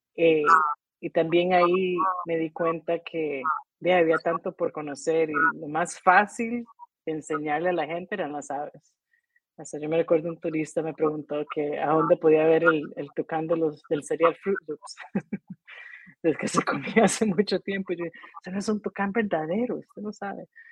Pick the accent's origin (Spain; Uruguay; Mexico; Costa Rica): Costa Rica; Heredia; moved away as an adult; also born or lived in Colorado, United States; Nací en Heredia.